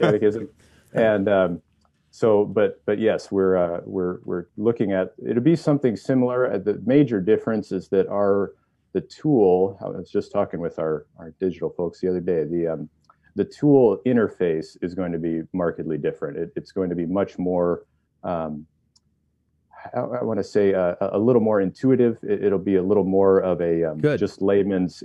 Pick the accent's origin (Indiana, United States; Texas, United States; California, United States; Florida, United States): Indiana, United States; northern; moved away; Originally, northern Indiana